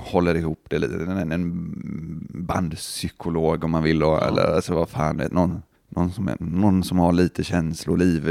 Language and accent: Swedish; Gothenburg, Västra Götaland, Sweden; vi från Göteborg